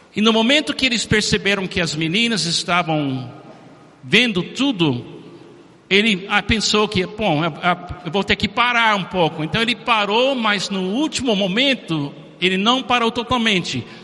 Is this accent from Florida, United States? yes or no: yes; Miami, Florida, United States; Portuguese is a second language; moved away; Eu, como americano, nasci em Miami em 1951, muitos anos atrás.